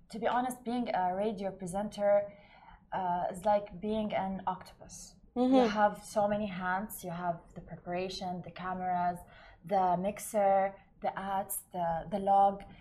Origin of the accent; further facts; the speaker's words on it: Baghdad, Baghdad Governorate, Iraq; up by the way? Uh, in Baghdad.